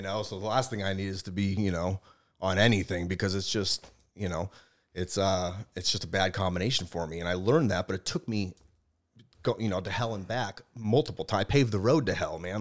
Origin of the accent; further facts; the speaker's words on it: Boston, Massachusetts, United States; We're from Boston. I was born in Boston